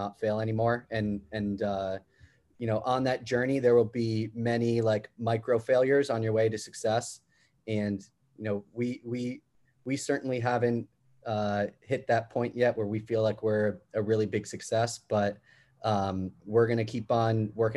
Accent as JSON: {"language": "English", "region": "New York", "country": "United States", "tie": "born or raised there", "said": "Growing up in New York"}